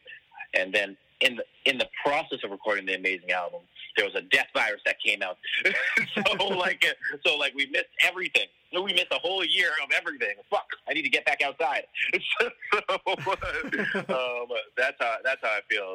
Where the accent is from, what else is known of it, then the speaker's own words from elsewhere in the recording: Toronto, Ontario, Canada; I'm from Toronto, Ontario, Canada.